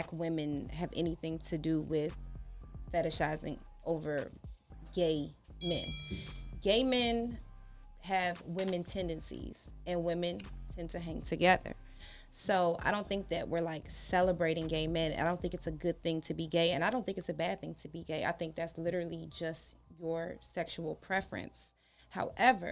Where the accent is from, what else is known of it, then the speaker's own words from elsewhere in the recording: closer to D.C., Maryland, United States; I'm from Maryland, but not Baltimore. Damn. I'm closer to D.C., so I rep that side.